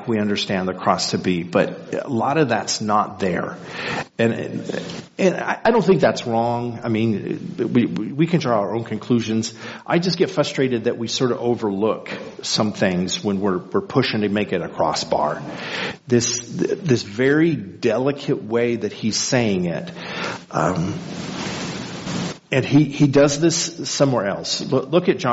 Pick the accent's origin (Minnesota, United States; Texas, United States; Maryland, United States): Texas, United States; El Paso; now in Midland, United States; growing up in El Paso